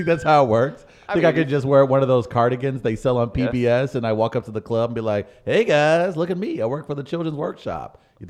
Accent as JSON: {"language": "English", "town": "St. Louis", "region": "Missouri", "country": "United States", "tie": "born or raised there", "said": "I grew up in St. Louis, freaking Missouri."}